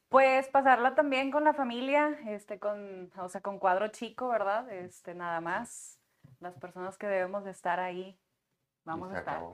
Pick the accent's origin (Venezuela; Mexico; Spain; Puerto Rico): Mexico; Monterrey, Nuevo León; soy nacida acá en Monterrey, sin embargo tengo raíces cubanas y mm. españolas.